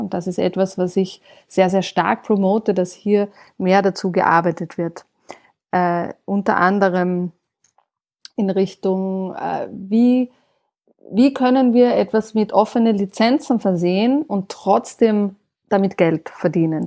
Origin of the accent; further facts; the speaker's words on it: Austria; in meinem Heimatland Österreich